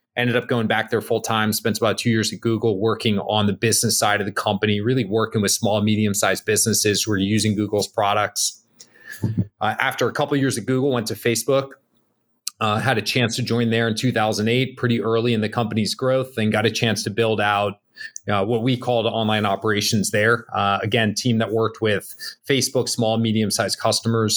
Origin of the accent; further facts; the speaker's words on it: Bergen County, New Jersey, United States; moved away; I grew up in Jersey, um, uh, little town outside New York City, Bergen County.